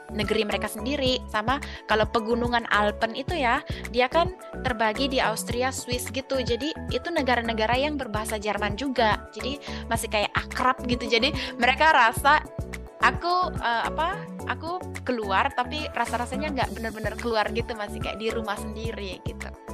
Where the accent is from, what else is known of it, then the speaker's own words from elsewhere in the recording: Indonesia; now in Germany; kita orang Indo